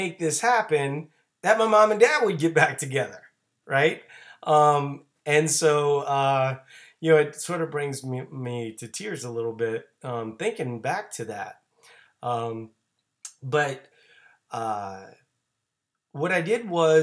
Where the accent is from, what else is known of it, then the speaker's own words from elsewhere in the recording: New Orleans, Louisiana, United States; moved away; I'm originally from New Orleans